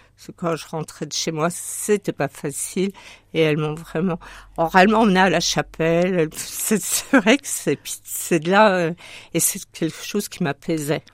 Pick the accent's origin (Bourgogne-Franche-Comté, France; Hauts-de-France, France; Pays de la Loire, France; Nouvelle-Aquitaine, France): Bourgogne-Franche-Comté, France; Sochaux; moved away as an adult; also born or lived in Yvelines / Haute-Marne; now in Marne, France; je suis née dans les Yvelines, mais j'y ai vécu que jusqu'à l'âge de 3 ans. Et ensuite, mais, euh, mon père est ingénieur dans l'automobile, donc il est parti à Sochaux chez Peugeot, euh, dans le Doubs